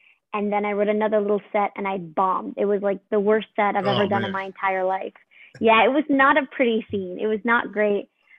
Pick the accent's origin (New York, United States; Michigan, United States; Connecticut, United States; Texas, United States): New York, United States; New York City; I'm from New York